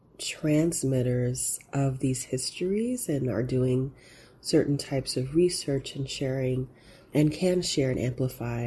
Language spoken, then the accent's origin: English; Oklahoma, United States; moved away as an adult; also born or lived in New York / Netherlands; my own experience of growing up in Oklahoma